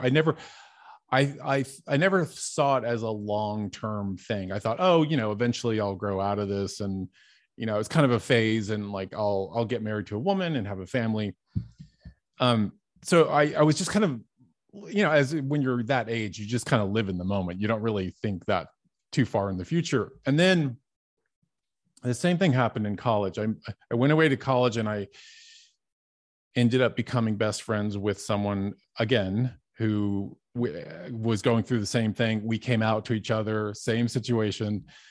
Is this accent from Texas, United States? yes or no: yes; Dallas, Texas, United States; moved away; also born or lived in Hollywood; I grew up in Dallas, Texas, and I was the youngest of eight kids.